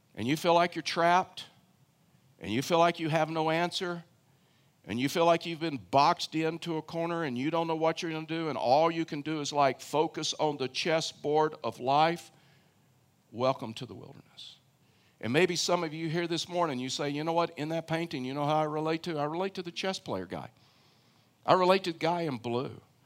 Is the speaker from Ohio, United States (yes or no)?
no; Houston, Texas, United States; moved away as an adult; now in Colorado, United States; I grew up in Houston, Texas